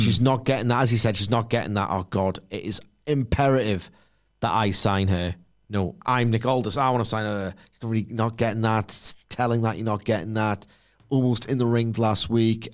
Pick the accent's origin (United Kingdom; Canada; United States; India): United Kingdom; I'm 38 and I'm British